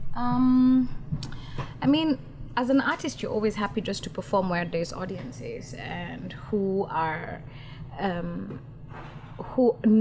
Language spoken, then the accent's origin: English; Nairobi, Kenya; I come from Kenya, born and raised, and I still live there